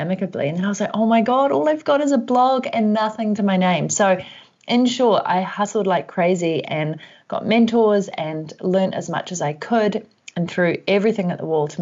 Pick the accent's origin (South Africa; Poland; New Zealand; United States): New Zealand; also born or lived in Vancouver; if you can hear an accent, that's because I'm from New Zealand and currently based here